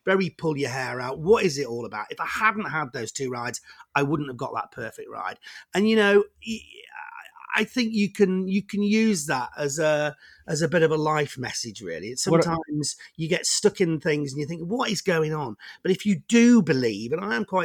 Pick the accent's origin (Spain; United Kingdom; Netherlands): United Kingdom; Warrington, North West England; I grew up in Warrington, which is you know, just halfway between Manchester and Liverpool.